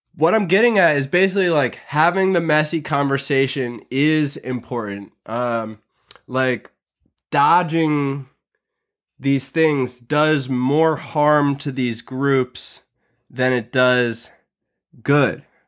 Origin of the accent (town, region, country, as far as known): United States